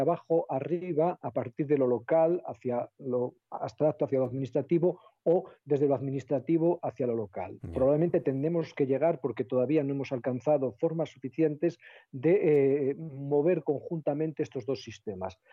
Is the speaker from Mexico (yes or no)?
no; El Bierzo, Castile and León, Spain; yo soy del Bierzo